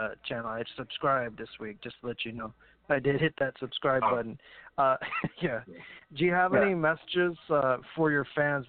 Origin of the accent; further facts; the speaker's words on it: Corpus Christi, Texas, United States; Corpus Christi, Texas, my hometown.